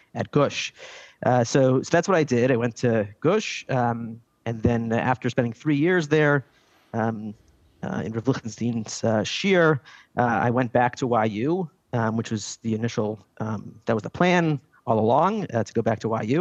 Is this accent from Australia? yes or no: no; Silver Spring, Maryland, United States; now in Jerusalem, Israel; I grew up in Silver Spring, Maryland.